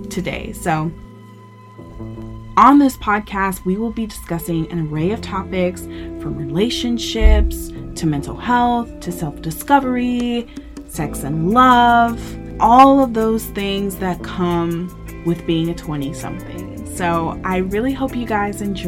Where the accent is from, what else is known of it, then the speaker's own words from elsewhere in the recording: Memphis, Tennessee, United States; also born or lived in Arkansas / Virginia; now in San Antonio, United States; I am originally from Memphis, Tennessee. It's where I grew up.